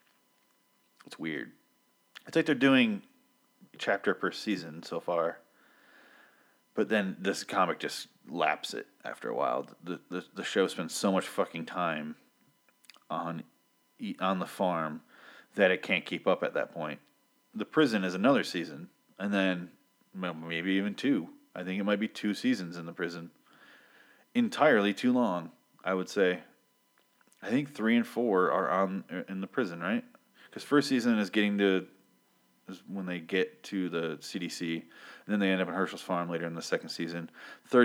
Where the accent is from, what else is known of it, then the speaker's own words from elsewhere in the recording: Michigan, United States; I grew up near farms. I'm from Michigan